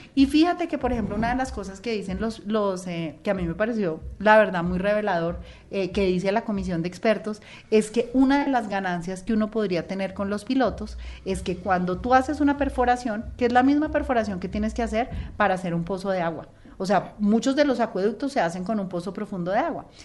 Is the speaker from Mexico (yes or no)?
no; Colombia; como colombianos